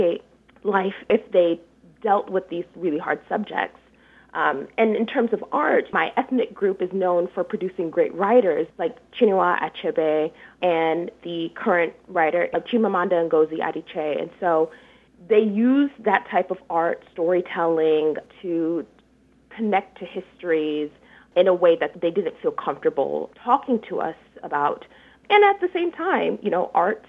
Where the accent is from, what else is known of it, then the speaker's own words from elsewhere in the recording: Detroit, Michigan, United States; So I grew up in what is now called Midtown, Detroit